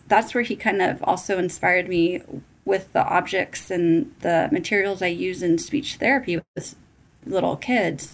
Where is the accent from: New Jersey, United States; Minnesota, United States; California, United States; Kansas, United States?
California, United States; moved away as an adult; now in Arizona, United States; I was born and raised in California, and I moved out to Arizona in 2006